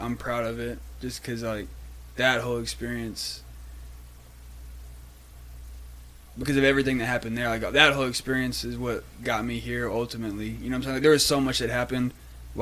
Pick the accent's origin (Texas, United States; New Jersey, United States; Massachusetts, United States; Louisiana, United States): Texas, United States; Brownwood; moved away as an adult; also born or lived in Durango, Colorado; from small town, Brownwood, Texas, West Texas, little football town